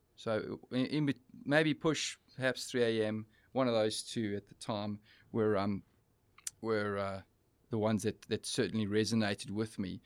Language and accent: English; East London, Eastern Cape, South Africa; We, we're traveling from Joburg to, uh, to our hometown of East London